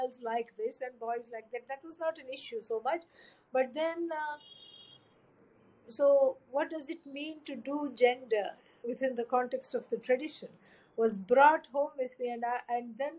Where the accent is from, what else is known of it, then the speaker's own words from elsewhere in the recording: India; grew up in an Orthodox family, very devout, full of prayers, rituals, chants every day